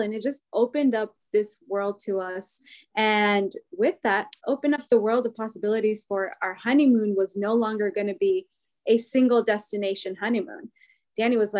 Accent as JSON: {"language": "English", "region": "Pacific Northwest", "country": "United States", "tie": "born or raised there", "moved": "yes", "lives_now": "Washington, D.C., United States", "said": "Growing up in the Pacific Northwest"}